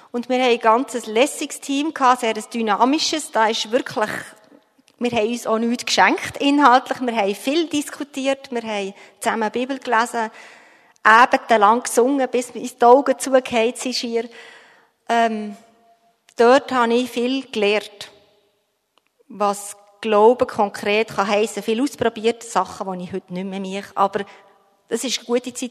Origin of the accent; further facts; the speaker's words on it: Bern, Switzerland; bin in Bern in der Stadt aufgewachsen, ganz am Stadtrand.